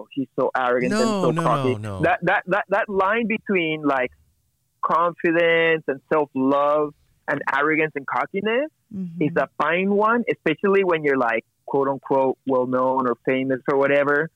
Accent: Peru; now in Montreal, Canada; growing up in Peru, and which is a macho society in the 80s and the 90s

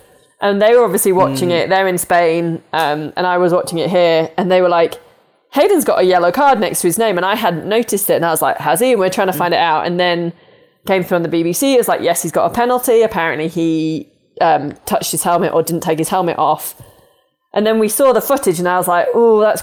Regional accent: United Kingdom; now in United States; I'm British

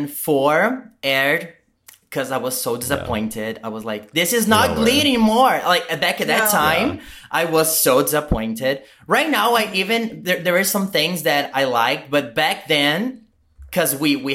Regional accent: Brazil; first language Portuguese; English is a second language; I'm from Brazil. I speak Portuguese.

